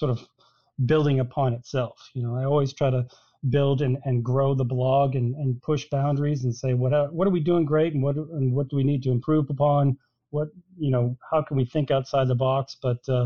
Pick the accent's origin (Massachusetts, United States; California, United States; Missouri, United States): Massachusetts, United States; Boston; moved away as an adult; I moved away from the Boston area when I was in college